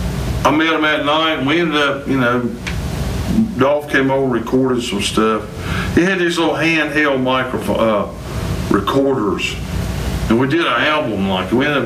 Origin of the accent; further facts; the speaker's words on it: United States; I'm an American, man. This is my home, you know.